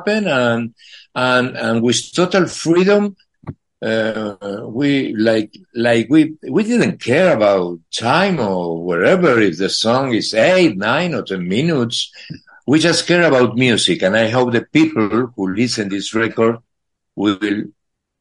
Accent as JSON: {"language": "English", "region": "Buenos Aires", "country": "Argentina", "also_born_or_lived": "Boston, United States", "second_language": "English", "moved": "as an adult", "lives_now": "Spain", "said": "I come from Buenos Aires, Argentina"}